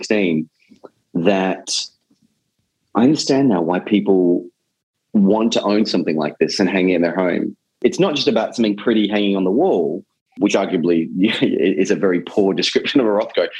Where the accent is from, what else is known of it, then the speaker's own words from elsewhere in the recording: Australia; moved away; growing up in Australia